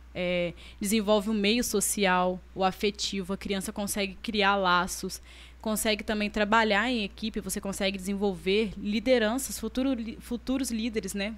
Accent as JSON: {"language": "Portuguese", "town": "Carangola", "region": "Minas Gerais", "country": "Brazil", "moved": "yes", "lives_now": "Itaperuna, Brazil", "said": "eu sou de Carangola. Vim para Itaperuna para estudar, trabalhar"}